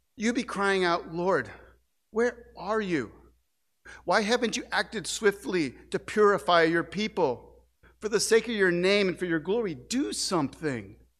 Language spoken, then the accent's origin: English; St. Louis, Missouri, United States; moved away; my hometown of Saint Louis